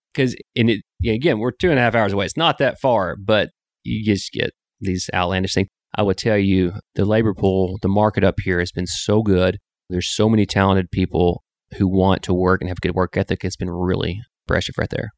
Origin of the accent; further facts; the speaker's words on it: Sling County, Arkansas, United States; also born or lived in Dallas, Texas; now in Northwest Arkansas, United States; we grew up in Sling County, what I call the s, iconic southern farm